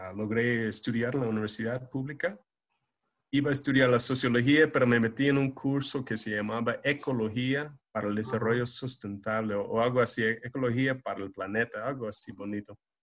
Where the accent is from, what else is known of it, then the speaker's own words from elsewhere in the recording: California, United States; Spanish is a second language; now in Nicaragua; yo soy gringuito, ¿no? Eh, de California, de, Alta California